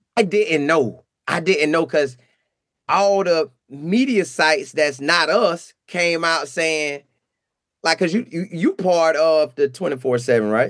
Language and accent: English; Bartow, Florida, United States; I'm from Bartow, Florida